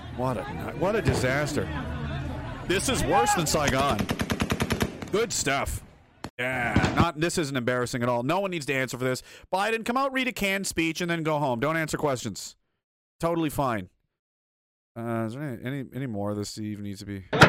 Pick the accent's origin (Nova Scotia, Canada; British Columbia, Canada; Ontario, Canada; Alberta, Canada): Nova Scotia, Canada; rural; also born or lived in Saskatoon; fishing towns of, uh, you know, rural Nova Scotia